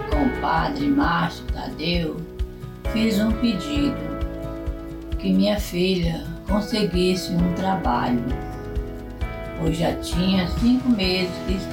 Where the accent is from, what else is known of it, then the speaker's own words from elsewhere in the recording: Nova Venécia, Espírito Santo, Brazil; sou do interior de Nova Venécia, Espírito Santo.